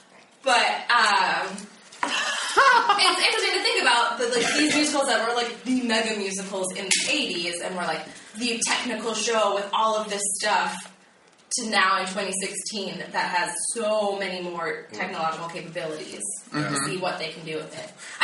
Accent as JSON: {"language": "English", "region": "New Jersey", "country": "United States", "tie": "born or raised there", "said": "I grew up in New Jersey."}